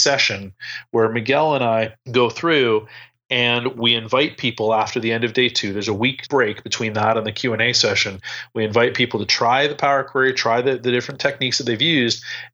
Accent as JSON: {"language": "English", "country": "Canada", "said": "even though I'm Canadian"}